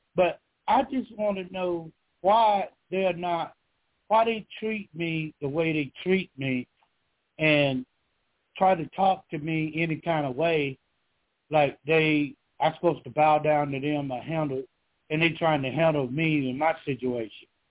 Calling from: Georgia, United States; I'm calling from Georgia

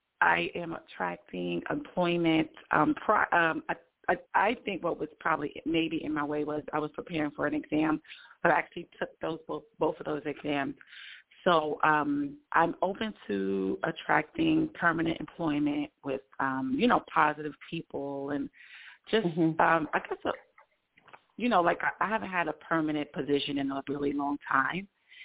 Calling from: Georgia, United States; Oh, hi. This is … from Georgia.

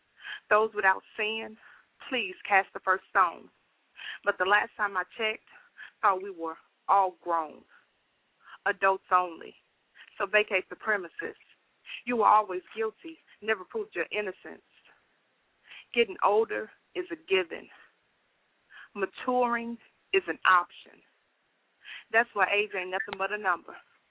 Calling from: Nashville, Tennessee, United States; I'm calling from Nashville.

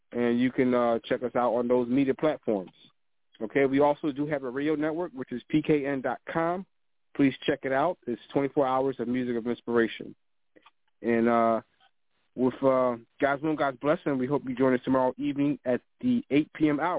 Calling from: Atlanta, Georgia, United States; … down in Atlanta, Georgia.

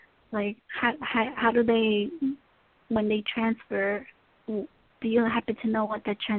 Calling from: Tennessee, United States

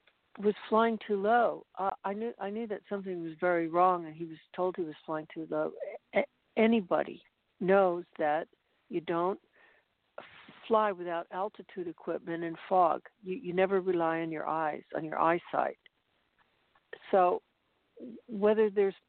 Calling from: Monterey, California, United States; I'm calling from Monterey, California.

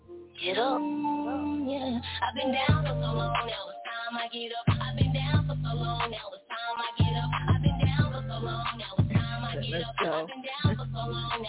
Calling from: Georgia, United States; I'm calling from Georgia.

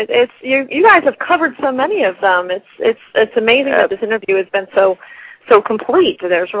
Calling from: North Carolina, United States; I live in North Carolina in the Raleigh-Durham area.

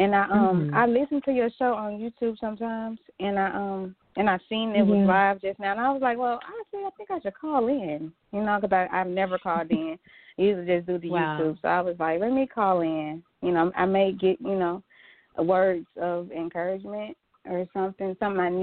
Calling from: Jackson, Mississippi, United States; I'm calling from Jackson, Mississippi

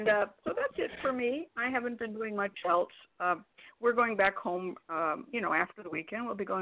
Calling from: Valley Spring, California, United States; but right now I am calling in from Valley Spring, California

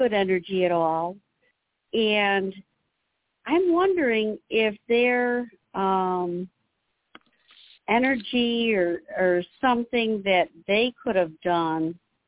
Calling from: Illinois, United States; I'm from Illinois.

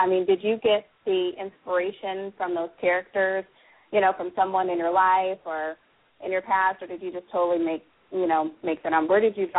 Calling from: Murrieta, California, United States; I am calling from Marietta, California.

